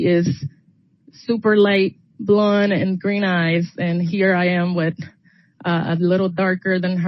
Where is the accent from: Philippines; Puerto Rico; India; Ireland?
Puerto Rico; moved away as an adult; I grew up in Puerto Rico till I was 19 years old, and I joined the military.